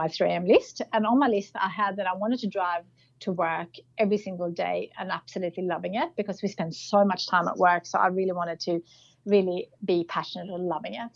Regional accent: Sweden; moved away as an adult; also born or lived in Australia; now in Melbourne, Australia; I grew up in Sweden, and around 22, I was working in a ski resort in Austria, and I met my partner Paul there and decided to come with him to Australia

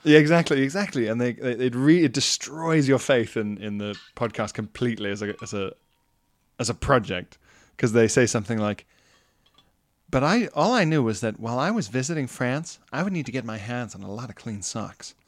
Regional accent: KwaZulu-Natal, South Africa; moved away; I was even encouraged in South Africa

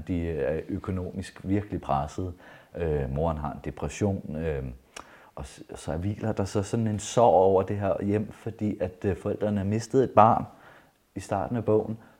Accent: Jutland, Denmark; der, hvor jeg er vokset op, fra det sted i Jylland

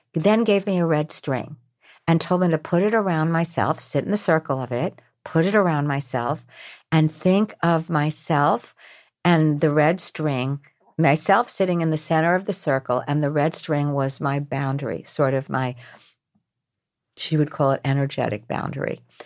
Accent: New York, United States; I'm from New York.

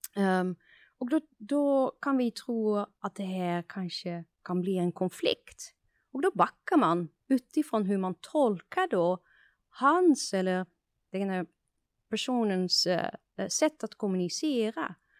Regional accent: Netherlands; Swedish is a second language; moved away as an adult; now in Sweden; jag är, kommer från Nederländerna

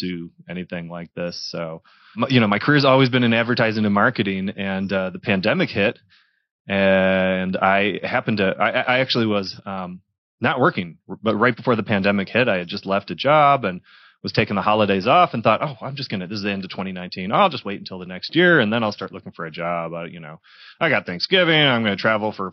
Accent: Michigan, United States; moved away as an adult; also born or lived in Detroit area, Michigan / Texas / Dallas, Texas; now in Denver, United States; I'm originally from Michigan. Born and raised

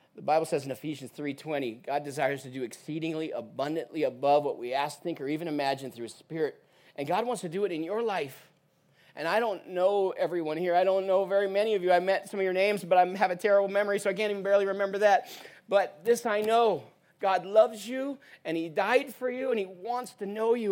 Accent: Portland, Oregon, United States; moved away as an adult; now in Uganda; I'm actually originally from Portland, Oregon

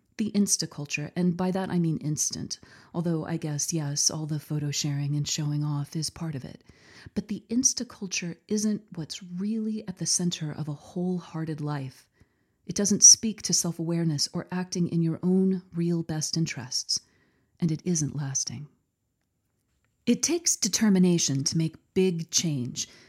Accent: Texas, United States; here in my home state of Texas

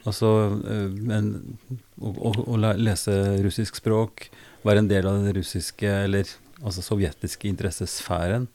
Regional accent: Oppdal, Trøndelag, Norway; Jeg vokste opp i Oppdal

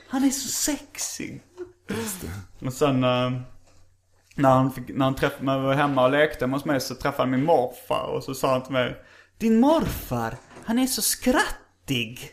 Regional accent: Hjärup, Skåne, Sweden; som vi spelar sönder rätt mycket på vinylspelaren hemma i Hjärup

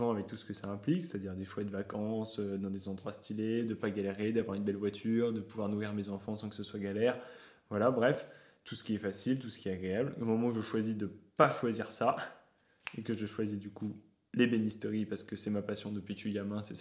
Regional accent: Paris, Île-de-France, France; Moi, je suis parisien.

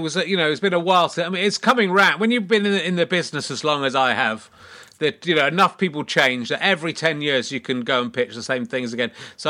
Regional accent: Yorkshire and the Humber, United Kingdom; also born or lived in Loughborough, United Kingdom; and I still see myself as a Yorkshireman as a result of being born in Yorkshire. Then most of my memories are from Loughborough, where I lived for 4 years, from the age of 4 to 8.

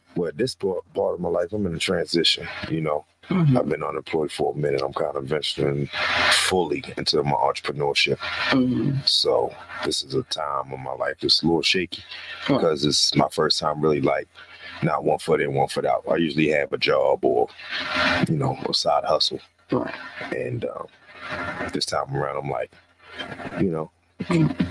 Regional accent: Baltimore, Maryland, United States; born and raised in West Baltimore

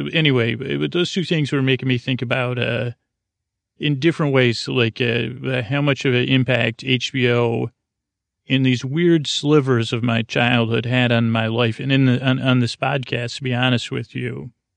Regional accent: Syracuse, New York, United States; I grew up in Syracuse, New York

